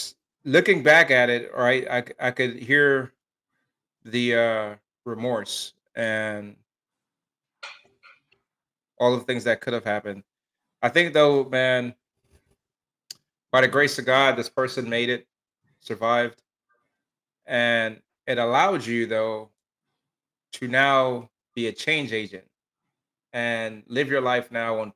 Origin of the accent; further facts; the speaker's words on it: Miami, Florida, United States; I grew up in Miami, Florida.